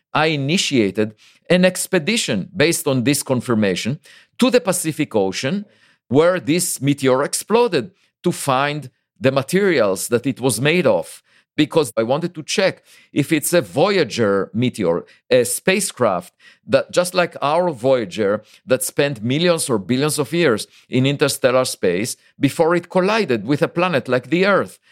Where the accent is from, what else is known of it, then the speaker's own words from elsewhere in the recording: Israel; moved away as an adult; now in United States; I was born in Israel, and there is obligatory military service